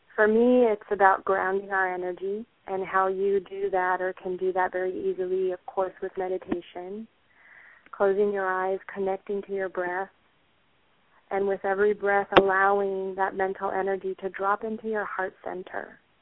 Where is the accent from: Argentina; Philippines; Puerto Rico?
Puerto Rico; moved away; I am originally from Puerto Rico